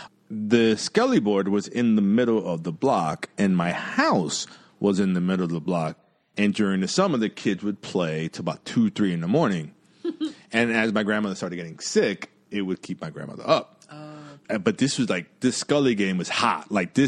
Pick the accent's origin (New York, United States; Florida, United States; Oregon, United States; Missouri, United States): New York, United States; New York City; I was born in Jamaica, Queens, and yeah, I think I was like one or two. Yeah. Yeah, like I grew up, that's the house that I grew up in.